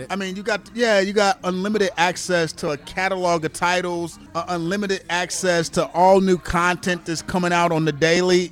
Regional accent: Kansas City, United States; I'm from Kansas City

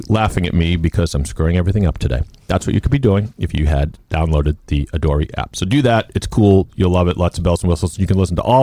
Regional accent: Sharon, Massachusetts, United States; my hometown of Sharon

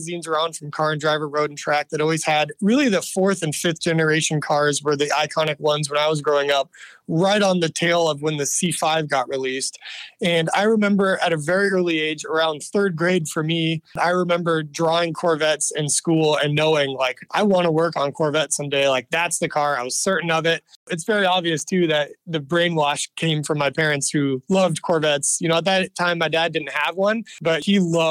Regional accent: Redmond, Oregon, United States; I grew up in Central Oregon, specifically Redmond, Oregon, which is in the heart of the state in a beautiful high desert

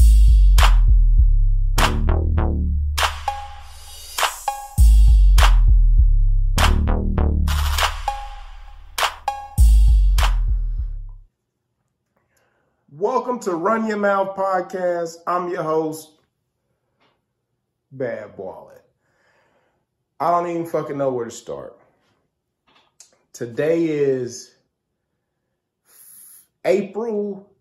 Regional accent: Kansas City, United States; I grew up in the Kansas City area

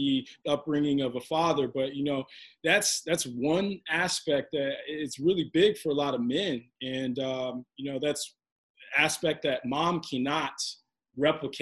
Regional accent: Kansas City, United States; moved away as an adult; now in New York, United States; I'm from Kansas City, now living in New York

